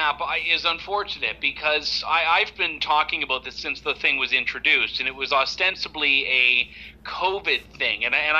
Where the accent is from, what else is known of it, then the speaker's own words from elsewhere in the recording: Canada; this whole thing that you're supposed to have as a Canadian, guaranteed entry into your own country, is increasingly conditional.